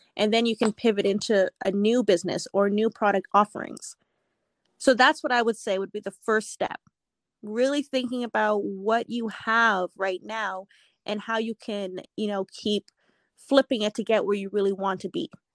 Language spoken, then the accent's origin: English; Edmonton, Alberta, Canada; So I am born and raised in Edmonton, Alberta, Canada. So I am Canadian.